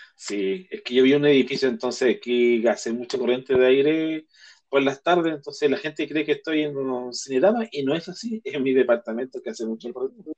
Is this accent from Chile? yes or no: yes; Chile